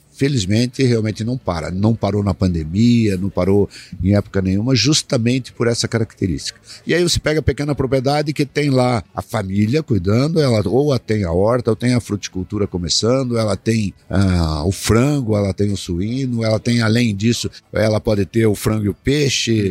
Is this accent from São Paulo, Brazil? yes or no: no; southern Paraná, Brazil; also born or lived in Rio Grande do Sul; now in Cascavel, Brazil; Eu sou nascido no Rio Grande do Sul, né? Ah, é. Fui nascido no Rio Grande do Sul, criado, comecei a ser criado no sul do Paraná, e vim aí acabei caindo em Cascavel